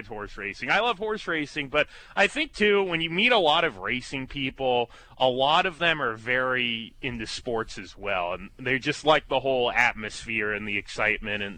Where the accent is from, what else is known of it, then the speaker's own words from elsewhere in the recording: California, United States; moved away; I'm far away from Kansas, so to speak, because I'm from California.